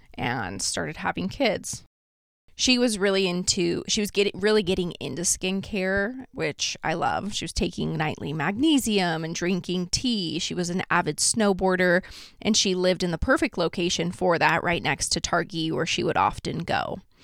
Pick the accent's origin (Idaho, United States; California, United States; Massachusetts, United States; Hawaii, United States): Idaho, United States; Idaho Falls / Victor, United States; a case that happened near my hometown and kind of in my hometown as well. It's a case that goes between Idaho Falls and Victor, Idaho